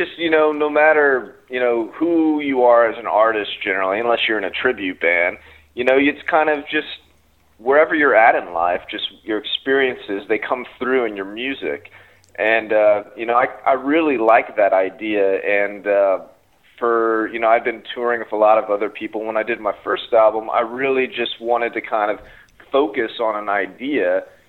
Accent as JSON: {"language": "English", "town": "St. Louis", "region": "Missouri", "country": "United States", "tie": "born or raised there", "also_born_or_lived": "Portland, Oregon", "moved": "as an adult", "said": "I grew up in St. Louis and was all into jazz and blues, and then came out to the Northwest when I was about 18"}